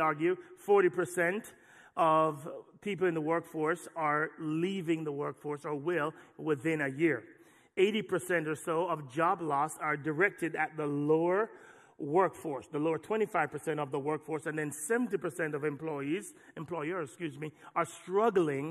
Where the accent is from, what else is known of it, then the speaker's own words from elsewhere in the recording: Jamaica; moved away; the church I grew up in Jamaica